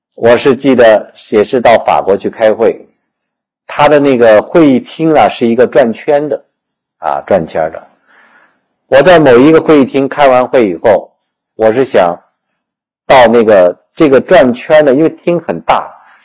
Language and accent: Chinese; China; 我们中国人